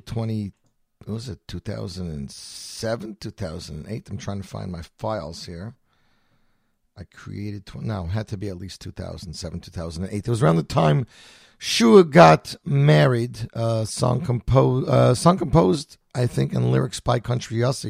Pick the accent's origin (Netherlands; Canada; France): Canada; Montreal, Quebec; now in New Jersey, United States; I grew up in Montreal